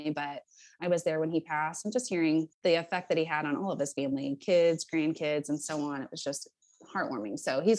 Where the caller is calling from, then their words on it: Overland Park, Kansas, United States; I am joining you from Overland Park, Kansas.